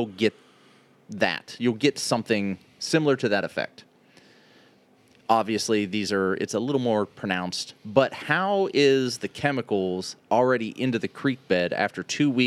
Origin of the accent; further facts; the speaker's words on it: Youngstown area, Ohio, United States; I'm from that area.